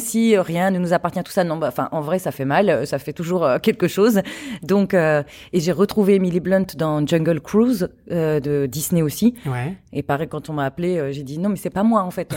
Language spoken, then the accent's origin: French; Charente-Maritime, Nouvelle-Aquitaine, France; moved away as an adult; also born or lived in Paris; je viens de Charente-Maritime et de partir à Paris à 18 ans